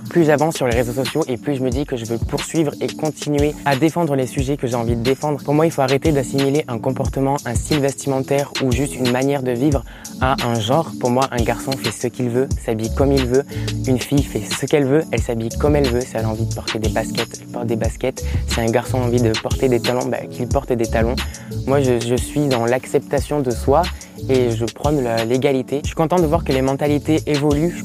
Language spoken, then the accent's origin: French; Montpellier, Occitania, France; Je suis né à Montpellier, j'ai eu une enfance totalement tranquille